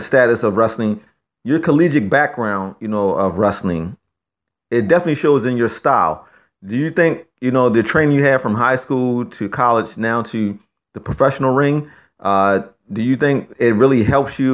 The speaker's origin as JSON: {"language": "English", "town": "Baltimore", "region": "Maryland", "country": "United States", "tie": "born or raised there", "said": "my hometown of Baltimore, Maryland"}